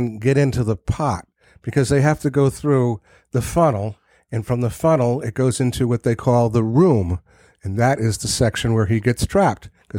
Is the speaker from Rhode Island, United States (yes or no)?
yes; Providence, Rhode Island, United States; born or raised there; also born or lived in Narragansett, Rhode Island